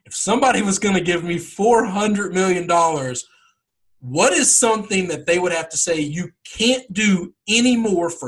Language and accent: English; the South, United States; I am from the South, where we have Southern hospitality.